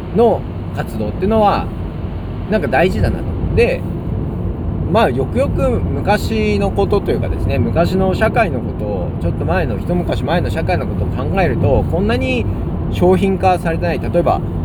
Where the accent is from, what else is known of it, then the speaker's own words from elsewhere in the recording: Ina, Nagano, Japan; 私は長野県伊那市っていうところの出身なんですけれども